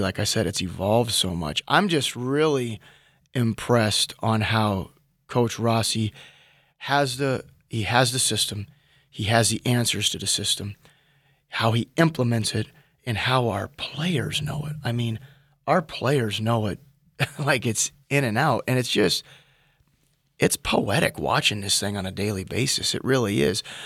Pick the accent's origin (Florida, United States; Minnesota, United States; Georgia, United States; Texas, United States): Minnesota, United States; moved away as an adult; as a Minnesotan